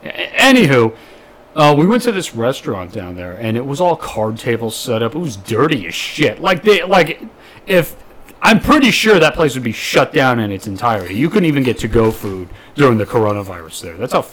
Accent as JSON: {"language": "English", "region": "Southern California", "country": "United States", "tie": "born or raised there", "said": "Well, I was born out in SoCal. But, you know, all my family and my mom's side are a bunch of fucking mountain hillbillies."}